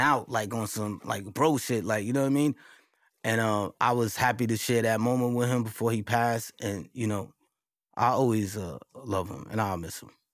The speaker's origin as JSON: {"language": "English", "town": "New York City", "region": "New York", "country": "United States", "tie": "born or raised there", "also_born_or_lived": "Marcy Projects, Brooklyn", "said": "growing up in Queensbridge"}